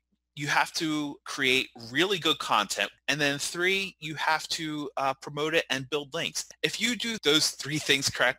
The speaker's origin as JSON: {"language": "English", "region": "New Jersey", "country": "United States", "tie": "born or raised there", "said": "I am born and raised in New Jersey"}